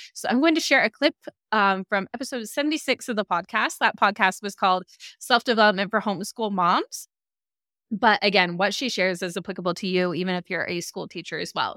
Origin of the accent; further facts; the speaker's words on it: Salt Lake City, Utah, United States; I'm from Salt Lake